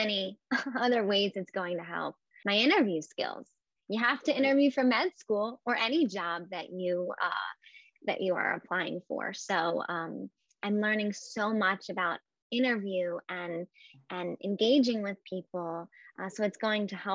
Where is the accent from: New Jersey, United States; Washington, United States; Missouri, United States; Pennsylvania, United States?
New Jersey, United States; near Atlantic City; growing up near Atlantic City